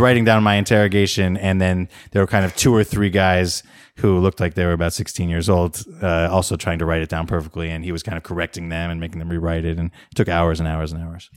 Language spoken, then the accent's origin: English; United States; also born or lived in Beijing, China; now in Oakland, United States; as an American who understands decent amount of Chinese